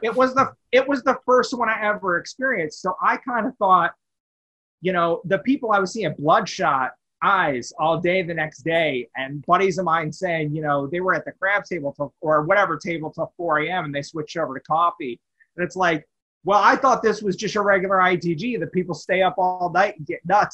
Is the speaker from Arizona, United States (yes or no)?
yes; Bullhead City, Arizona, United States; also born or lived in Wichita, Kansas; now in Las Vegas, United States; I was in Wichita for a bit, yes, but I am from Bullhead City, Arizona